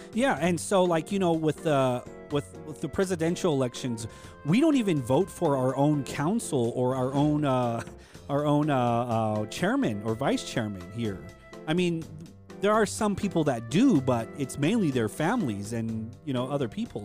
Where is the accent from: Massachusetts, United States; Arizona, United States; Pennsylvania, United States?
Arizona, United States; Hopi; we're Hopi and we're Native American